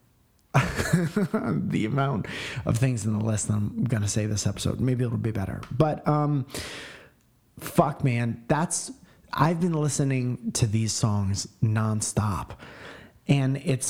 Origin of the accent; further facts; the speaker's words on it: Connecticut, United States; moved away; When I was growing up in Connecticut, I was a musician